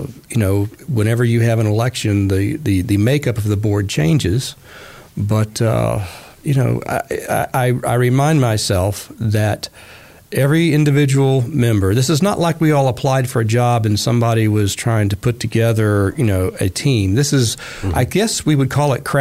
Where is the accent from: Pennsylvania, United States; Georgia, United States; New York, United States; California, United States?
Georgia, United States; Marietta; also born or lived in Atlanta, Georgia; I've grown up in Cobb County. Now, I will disclose that I was born in Atlanta. In fact, until the middle of fourth grade, I lived on the hill where the Carter Presidential Library is now.